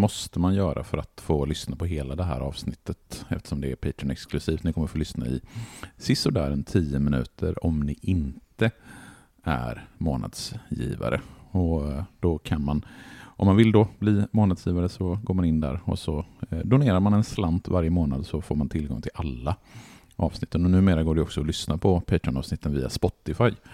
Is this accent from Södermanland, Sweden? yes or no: no; Borås, Västra Götaland, Sweden; jag är uppvuxen i Borås